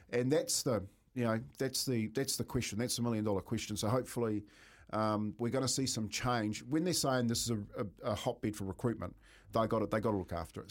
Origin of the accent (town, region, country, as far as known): Waitara, Taranaki, New Zealand; born or raised there; moved away